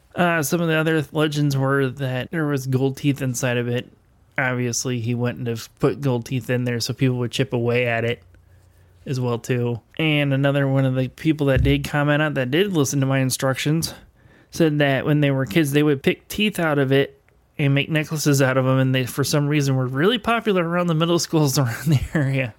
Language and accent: English; Elkhart, Indiana, United States; my hometown. Um, if you grow up in the Elkhart, Indiana area